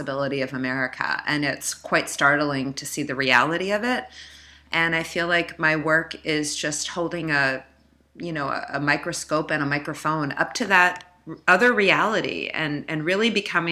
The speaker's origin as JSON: {"language": "English", "town": "Silver Spring", "region": "Maryland", "country": "United States", "tie": "born or raised there", "also_born_or_lived": "New York", "accent": "Northeast", "moved": "as an adult", "lives_now": "New Orleans, United States", "said": "I grew up in Silver Spring, Maryland, which is right outside of Washington, D.C."}